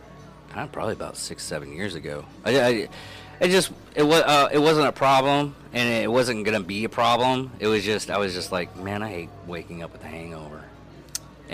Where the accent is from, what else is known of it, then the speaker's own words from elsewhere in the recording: the South, United States; I'm from the South.